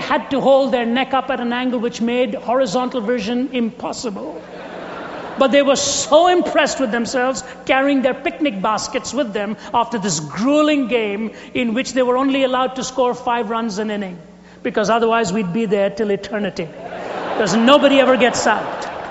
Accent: India; moved away; I was raised in India with cricket.

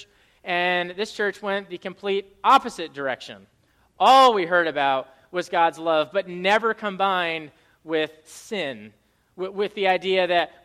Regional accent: Rhode Island, United States; I grew up in Rhode Island

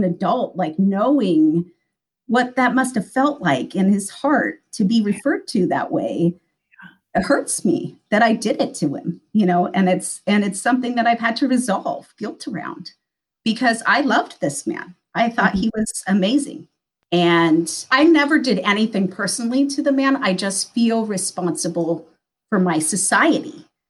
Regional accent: Midwest, United States; I grew up in a very small town in the Midwest

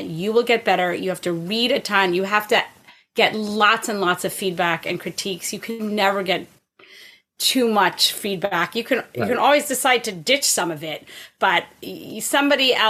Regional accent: Huntington Station, New York, United States; moved away as an adult; also born or lived in Boston; now in Canada; grew up out on Long Island, actually, in Huntington Station. Yeah. And then I spent 18 years in Boston before coming to Canada

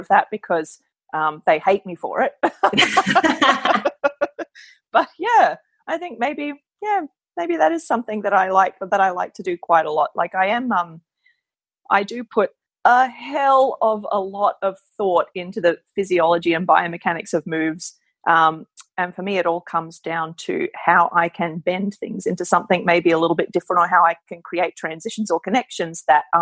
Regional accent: Queensland, Australia; moved away as an adult; now in Melbourne, Australia; I come from Queensland, but I moved to Melbourne a long time ago, a decade ago, actually

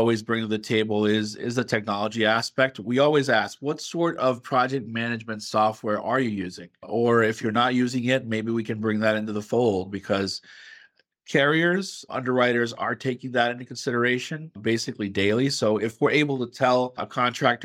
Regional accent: San Juan, Puerto Rico; moved away as an adult; now in Pittsburgh, United States; I am originally from San Juan, Puerto Rico, where I grew up in an engineering household

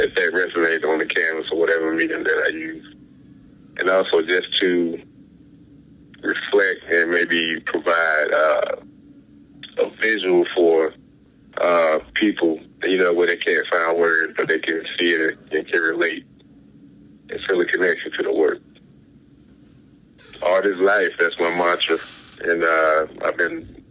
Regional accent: Goldsboro, North Carolina, United States; moved away as an adult; now in Kinston, United States; Currently located in Kinston, with a SMART Kinston program, but I'm from Goldsboro

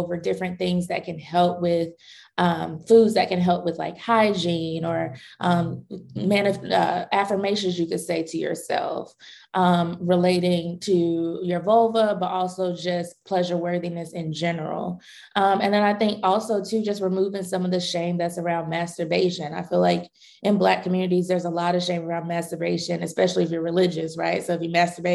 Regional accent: North Carolina, United States; I grew up in North Carolina, so I was definitely in the Bible Belt.

